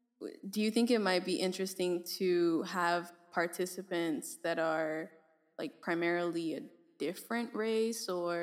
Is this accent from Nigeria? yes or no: yes; Nigeria; I'm Nigerian.